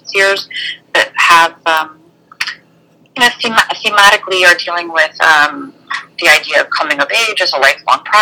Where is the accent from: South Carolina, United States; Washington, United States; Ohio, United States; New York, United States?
Ohio, United States; Columbus; moved away; I grew up in Columbus